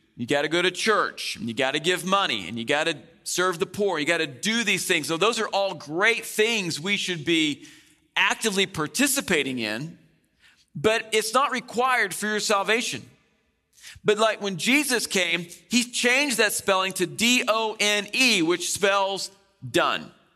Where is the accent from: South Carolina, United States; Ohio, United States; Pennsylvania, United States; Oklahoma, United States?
Oklahoma, United States; moved away; I come from Oklahoma, the land of tornadoes.